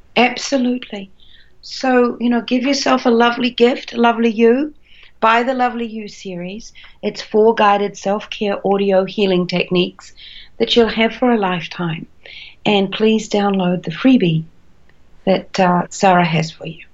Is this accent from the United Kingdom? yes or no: no; New Zealand; moved away as an adult; also born or lived in Australia; I'm a Kiwi, a New Zealander by birth, but I did a lot of traveling and I ended up in Australia